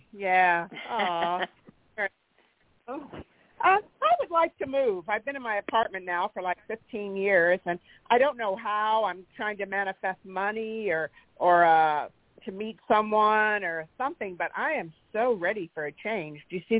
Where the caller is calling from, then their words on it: California, United States; in California.